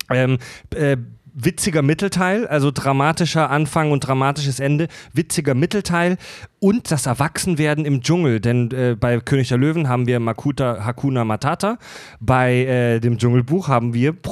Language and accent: German; Germany; Die wir sind Deutsche, wir haben das nie gehört.